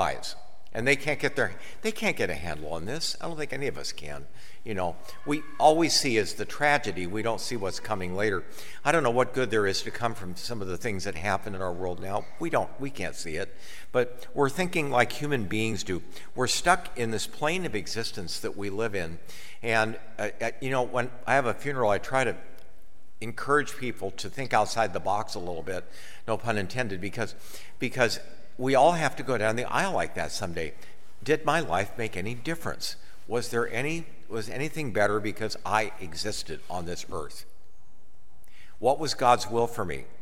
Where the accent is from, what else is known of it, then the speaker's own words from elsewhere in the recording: Akron, Ohio, United States; moved away; I grew up in Akron in elementary school years